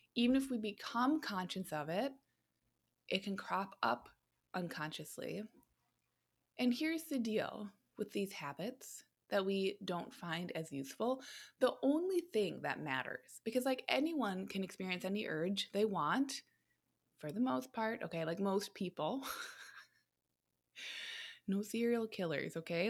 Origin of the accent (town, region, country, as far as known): United States